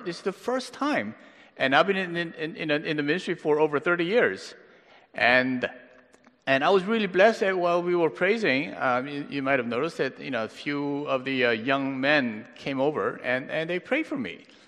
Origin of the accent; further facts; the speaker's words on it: Pittsburgh, Pennsylvania, United States; now in Los Angeles, United States; I grew up in Pittsburgh, but now I live